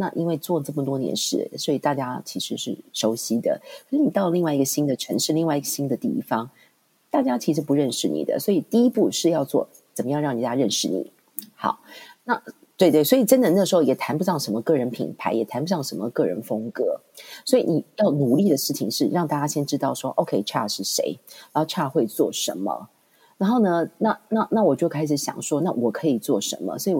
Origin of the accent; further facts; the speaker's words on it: Taiwan; now in Hong Kong; 进入学界，其实我又从台湾搬到香港，所以是一个完全零的开始。